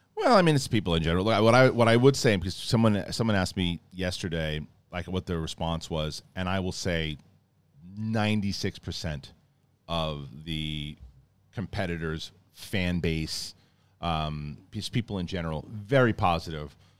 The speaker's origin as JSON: {"language": "English", "region": "East Coast", "country": "United States", "tie": "born or raised there", "moved": "yes", "said": "growing up on the East Coast"}